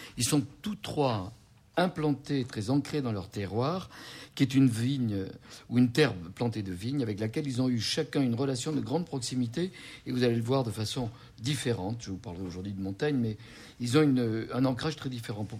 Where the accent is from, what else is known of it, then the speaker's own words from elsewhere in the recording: Bordeaux, Nouvelle-Aquitaine, France; j'ai entendu dans mon enfance à Bordeaux